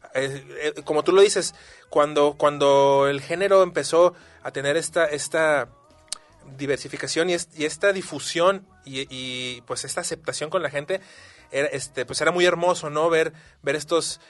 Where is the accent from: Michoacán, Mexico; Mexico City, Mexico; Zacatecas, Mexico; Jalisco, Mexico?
Jalisco, Mexico; Guadalajara; los que somos tapatíos